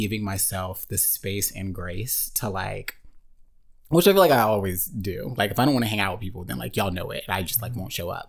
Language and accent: English; Murfreesboro, Tennessee, United States; moved away; I'm from Murfreesboro, Tennessee, very small town, just underneath Nashville.